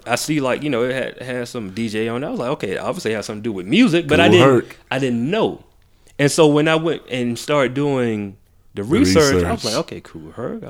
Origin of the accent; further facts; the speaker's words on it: the South, United States; Like, I mean, I'm 30. You know what I mean? And so I grew up in the South.